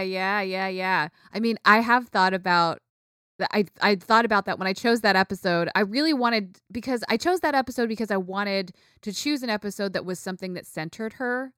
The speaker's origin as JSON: {"language": "English", "country": "United States", "tie": "born or raised there", "said": "I grew up in the United States, you know? Like, I grew up here, I'm American"}